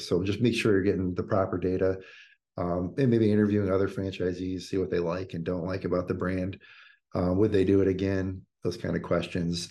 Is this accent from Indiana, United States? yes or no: yes; Indiana, United States; growing up in Indiana, working at Bob Evans